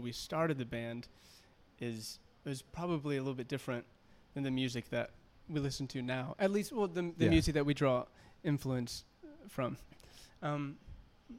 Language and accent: English; Jonesboro, Arkansas, United States; moved away; I'm from Jonesboro, Arkansas. It's where my family is.